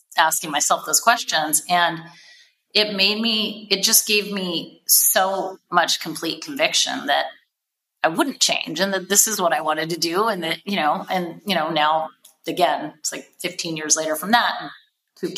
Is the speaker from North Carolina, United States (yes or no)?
no; Seattle, Washington, United States; I grew up in Seattle and have like lived West Coast basically my whole life